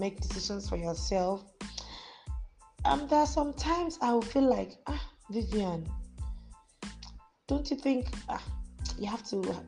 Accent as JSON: {"language": "English", "region": "Akwa Ibom", "country": "Nigeria", "also_born_or_lived": "Lagos State", "moved": "yes", "lives_now": "Lagos, Nigeria", "said": "I am from Akwa Ibom State, but I reside in Lagos State."}